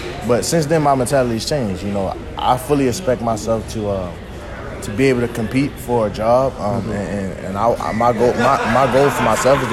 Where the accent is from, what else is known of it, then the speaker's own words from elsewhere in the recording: Baltimore, Maryland, United States; growing up in Baltimore